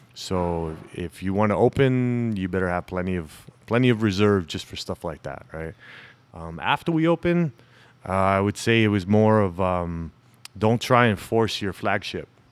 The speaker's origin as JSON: {"language": "English", "town": "Tucson", "region": "Arizona", "country": "United States", "tie": "born or raised there", "said": "born and raised in Tucson. I'm one of the few natives."}